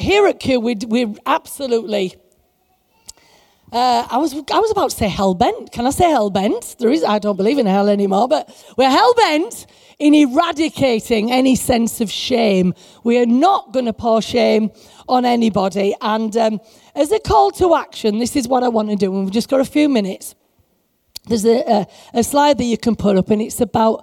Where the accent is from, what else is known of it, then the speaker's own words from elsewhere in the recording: England, United Kingdom; we're like as English Christians